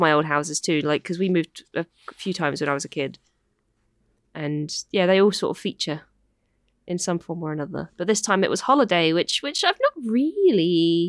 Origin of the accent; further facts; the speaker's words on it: United Kingdom; I'm not satisfied. I am British.